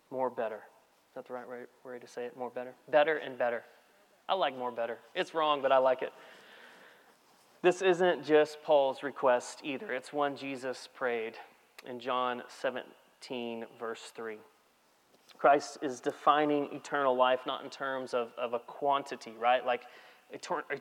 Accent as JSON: {"language": "English", "region": "Texas", "country": "United States", "said": "I'm from Texas"}